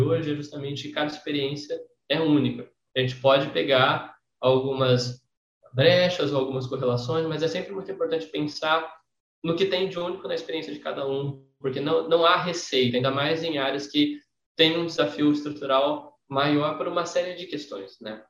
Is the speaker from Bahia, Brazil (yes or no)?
no; São José do Rio Preto, São Paulo, Brazil; na minha cidade natal, em São José do Preto